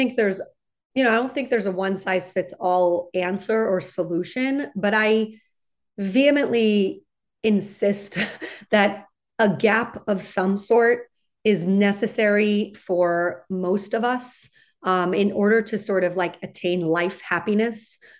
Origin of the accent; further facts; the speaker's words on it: West Coast, United States; So I grew up in on the West Coast. I went to undergraduate at UCLA.